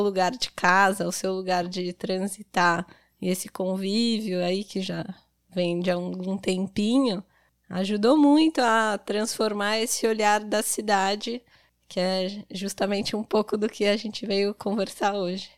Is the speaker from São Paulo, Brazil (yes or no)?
yes; São Paulo, Brazil; moved away as an adult; now in Garopaba, Brazil; Eu sou de São Paulo, estou há seis anos aqui em Garopaba